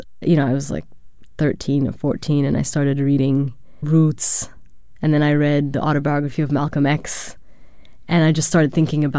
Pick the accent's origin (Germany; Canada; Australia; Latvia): Germany; I was born in Germany. My father was studying in Germany, and I grew up for part of my life in Germany. So I actually never lived in Sudan.